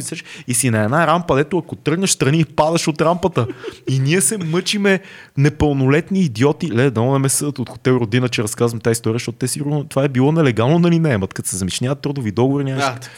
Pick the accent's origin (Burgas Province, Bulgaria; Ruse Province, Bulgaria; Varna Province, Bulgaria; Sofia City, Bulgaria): Sofia City, Bulgaria; Sofia; съм си от София и не съм плащал квартира